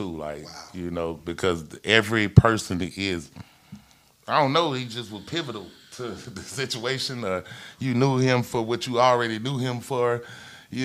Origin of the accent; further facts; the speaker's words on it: Atlanta, Georgia, United States; I'm from Perry Homes. Yeah. I'm from Bankhead